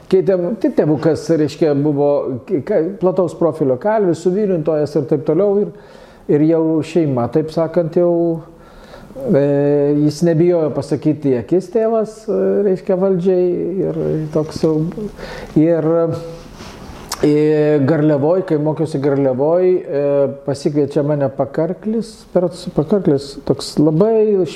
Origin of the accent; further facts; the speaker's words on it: Marijampolė, Marijampolė County, Lithuania; accent: Suvalkian; moved away; also born or lived in Krekenava / Akmenė / Dotnuva / Panevėžys; Gimiau 59-ais Krekenavui.